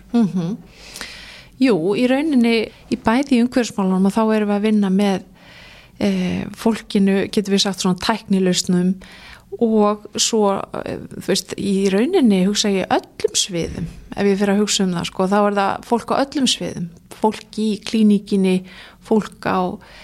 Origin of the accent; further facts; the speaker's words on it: Reykjavík, Capital Region, Iceland; also born or lived in Denmark / Ísafjörður; ég æsku bjóði í Danmörku og uppalinn í árbænum